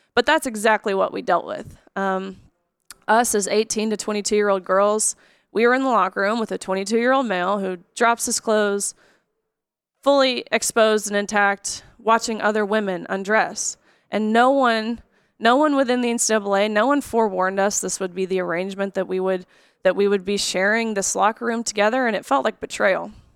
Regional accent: Nashville, Tennessee, United States; I grew up here in Nashville

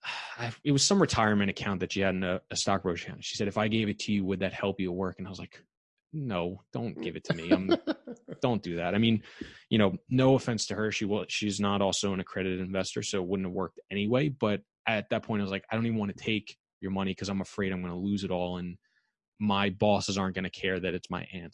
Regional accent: New York, United States; also born or lived in Massachusetts; I'm from New York, born and raised, went to school in Long Island

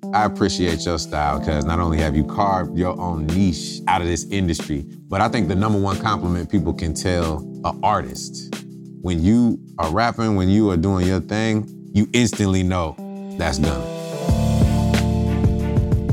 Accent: College Park, Georgia, United States; also born or lived in Champaign, Illinois; moved here at an early age. And, you know, it was all about College Park

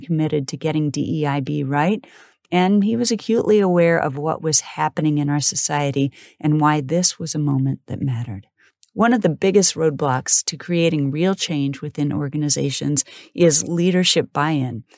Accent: Wellsville, Kansas, United States; I was born in Kansas City and raised in a small farm town called Wellsville

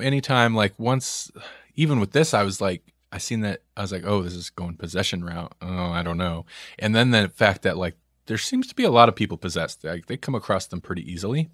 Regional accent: Nebraska, United States; we're from Nebraska

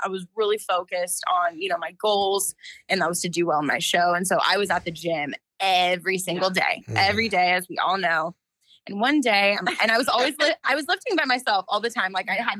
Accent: Palm Springs, California, United States; also born or lived in Los Angeles; I had moved back to my hometown here in the Palm Springs area.

